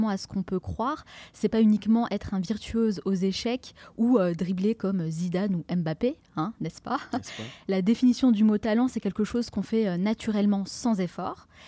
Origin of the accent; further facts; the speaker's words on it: France; nous en tant que Français